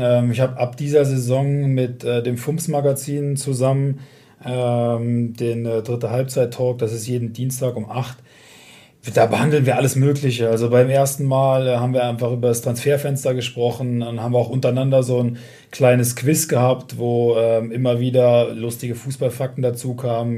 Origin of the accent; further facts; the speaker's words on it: Westerwald, Rhineland-Palatinate, Germany; ich komme aus dem Westerwald, also aus dem nördlichsten Teil von Rheinland-Pfalz